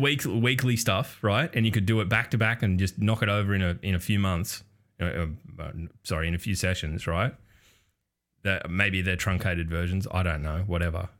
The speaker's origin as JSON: {"language": "English", "country": "Australia", "said": "as an Australian"}